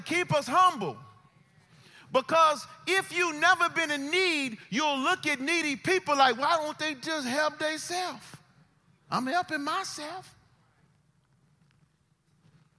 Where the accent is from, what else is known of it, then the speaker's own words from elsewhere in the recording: United States; We are Americans